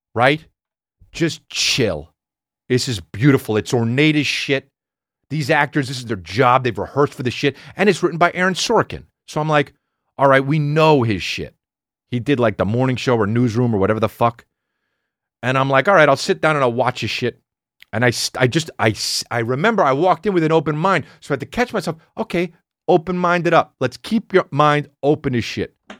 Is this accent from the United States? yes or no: yes; New Jersey, United States; I'm from Jersey